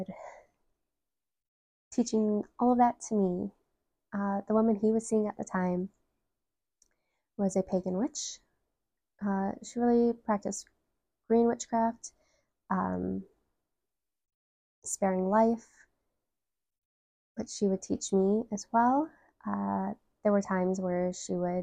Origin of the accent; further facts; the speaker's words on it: Detroit, Michigan, United States; I am from Metro Detroit, Michigan